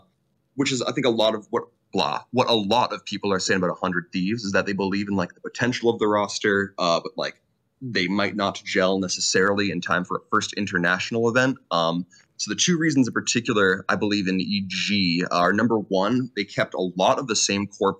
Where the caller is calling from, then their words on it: New York City, New York, United States; Howdy, y'all. Coming from the Big Apple, New York City. Just moved up here recently, which is pretty hype.